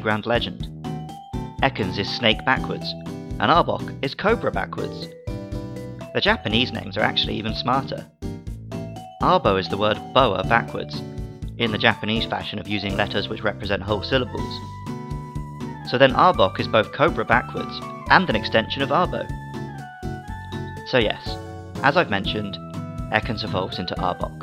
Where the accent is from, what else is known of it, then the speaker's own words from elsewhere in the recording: United Kingdom; As a British 90s kid